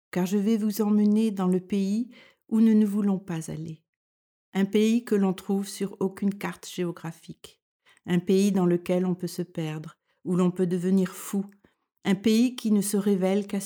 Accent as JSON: {"language": "French", "country": "France", "moved": "as an adult", "lives_now": "Denmark", "said": "Je suis française et je vis au Danemark depuis plus de 40 ans."}